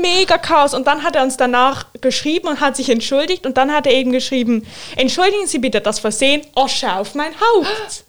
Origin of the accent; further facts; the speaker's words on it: Switzerland; bei uns in der Schweiz